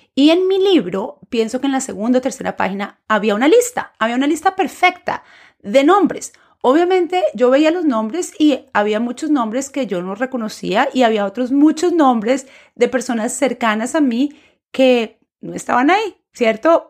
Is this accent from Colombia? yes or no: yes; Colombia; first language Spanish; moved away as an adult; now in United States; profesora de español nacida en Colombia y actualmente viviendo en los Estados Unidos.